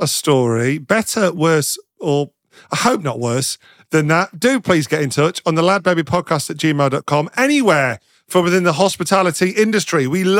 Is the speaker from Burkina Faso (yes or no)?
no; Midlands, United Kingdom; I'm not from the north, I'm from the Midlands.